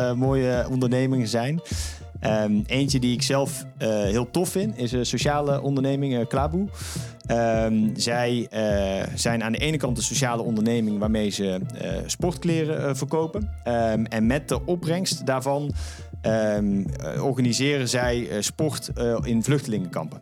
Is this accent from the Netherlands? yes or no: yes; Netherlands; wij als Nederlanders